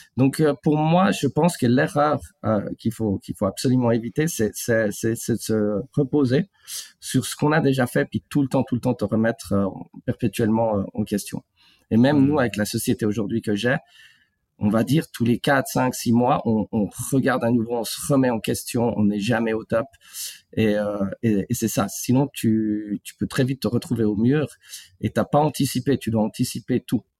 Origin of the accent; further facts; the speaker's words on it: Switzerland; je suis né en Suisse, en fait. Et euh, j'ai vécu en Suisse depuis, depuis de nombreuses années